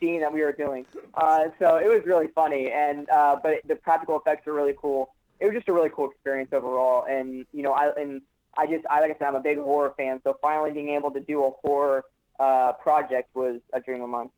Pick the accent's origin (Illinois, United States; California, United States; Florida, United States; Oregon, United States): Florida, United States; Orlando; I grew up here. I'm, I'm a I'm a Florida boy. I'm, a hardcore Floridian. Uh, I I was uh, born and raised here.